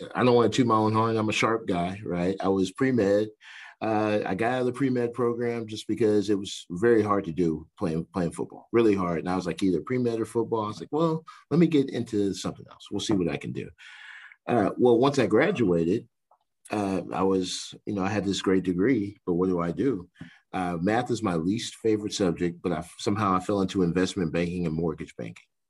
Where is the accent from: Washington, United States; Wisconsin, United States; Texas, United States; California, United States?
Texas, United States; New Waverly; moved away as an adult; also born or lived in Sherman, Texas; now in San Marcos, United States; I'm from New Waverly.